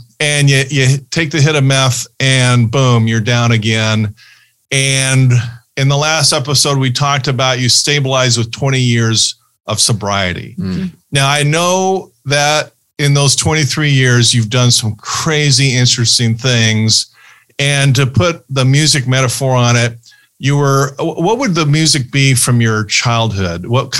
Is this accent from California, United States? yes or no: no; Ohio, United States; born there; But Anthony was born in Ohio. I was born in Ohio.